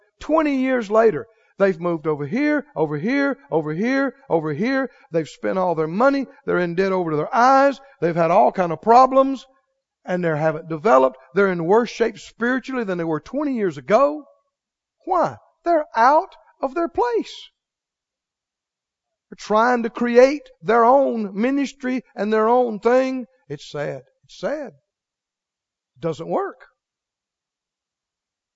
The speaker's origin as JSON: {"language": "English", "region": "Mississippi", "country": "United States", "said": "I'm from Mississippi"}